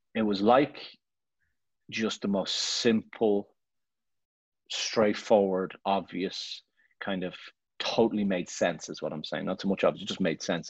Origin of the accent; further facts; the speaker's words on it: Ireland; moved away as an adult; also born or lived in Barcelona; I'm Irish and I'm proud to be Irish and I love Ireland.